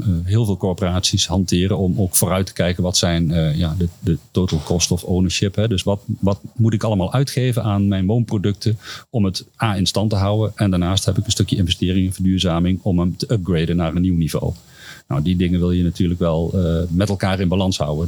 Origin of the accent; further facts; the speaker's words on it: Duiven, Gelderland, Netherlands; mijn geboortedorp Duiven